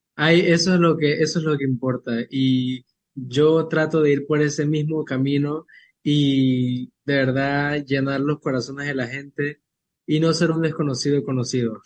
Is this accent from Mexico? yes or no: no; Chiriquí, Panama; en mi tierra, Chiriquí